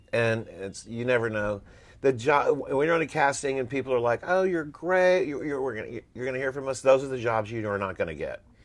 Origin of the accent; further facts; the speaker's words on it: Texas, United States; moved away as an adult; Here I come from Texas